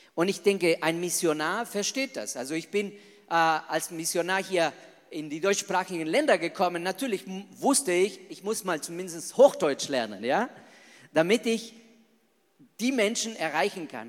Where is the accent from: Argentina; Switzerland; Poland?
Argentina; German is a second language; moved away as an adult; now in Germany; Also ich bin ein echter Latino, ich bin ein echter Argentinier